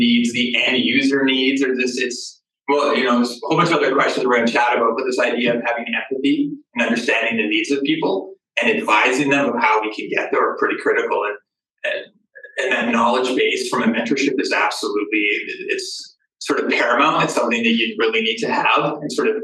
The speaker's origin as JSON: {"language": "English", "town": "Calgary", "region": "Alberta", "country": "Canada", "tie": "born or raised there", "said": "Born and raised in Calgary, and my dad's an iron worker in Calgary"}